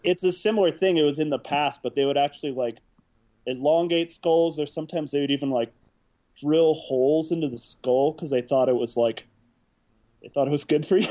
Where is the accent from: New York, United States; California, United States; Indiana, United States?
Indiana, United States; South Bend; also born or lived in Chicago, Illinois; now in Oakland, United States; I was born in Chicago, and uh, I grew up in this little town called South Bend, Indiana. And uh, I was there for a long time